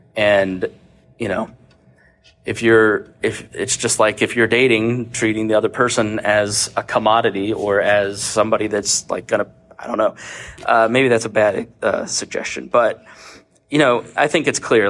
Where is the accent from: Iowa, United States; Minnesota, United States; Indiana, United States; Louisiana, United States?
Indiana, United States; Plainfield; moved to Plainfield, Indiana, where I grew up